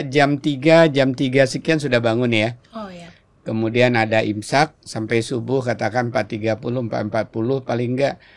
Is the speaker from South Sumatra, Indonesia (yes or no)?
no; Pekanbaru, Riau, Indonesia; born there; Apalagi uh, si daerah kelahiran saya kalau saya pulang kampung ke Pekanbaru itu rasanya nikmat banget gitu ya.